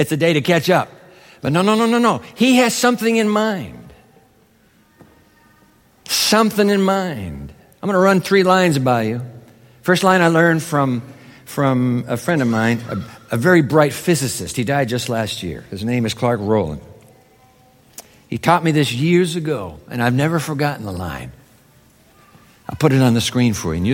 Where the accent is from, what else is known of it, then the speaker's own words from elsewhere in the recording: Japan; moved away; I was a kid growing up in Japan